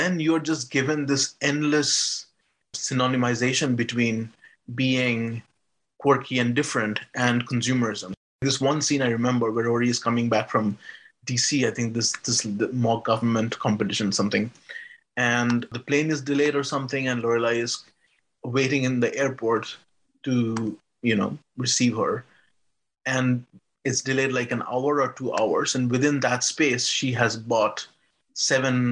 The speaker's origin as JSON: {"language": "English", "country": "India", "tie": "born or raised there", "said": "I grew up in India"}